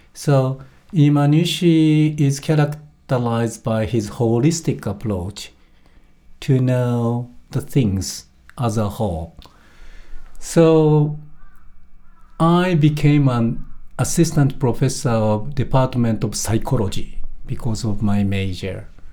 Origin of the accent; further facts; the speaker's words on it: Tokyo, Japan; moved away as an adult; also born or lived in Kyoto; I was raised in Tokyo area